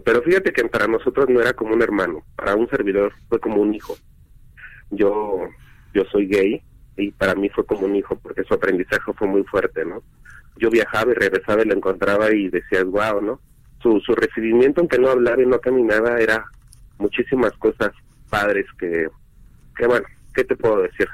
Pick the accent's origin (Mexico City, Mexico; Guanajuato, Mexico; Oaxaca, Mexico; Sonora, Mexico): Mexico City, Mexico; soy de aquí de la Ciudad de México